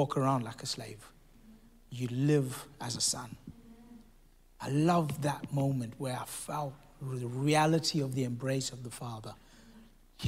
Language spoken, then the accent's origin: English; South Africa; This is in South Africa. I'm South African